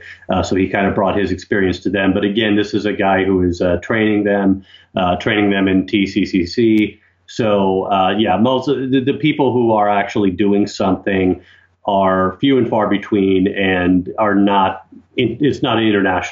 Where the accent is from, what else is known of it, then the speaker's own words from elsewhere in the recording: United States; moved away as an adult; also born or lived in Russia; now in Ukraine; I'm an American who lived mostly in Russia, in fact. I mean, I lived overseas about 13 years, about 12 of those in Russia, far more than I lived in Ukraine.